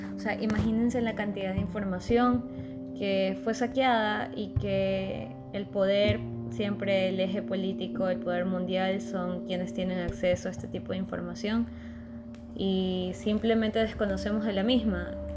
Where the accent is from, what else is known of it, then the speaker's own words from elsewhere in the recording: Ecuador; somos los mismos ecuatorianos